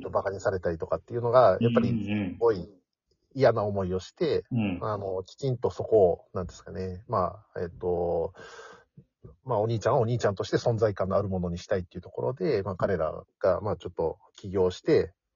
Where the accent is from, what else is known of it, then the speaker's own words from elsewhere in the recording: Nara, Japan; 自分自身も奈良出身